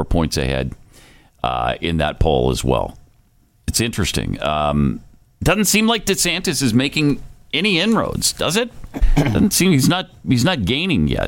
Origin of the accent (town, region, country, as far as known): Helena, Montana, United States; born or raised there; moved away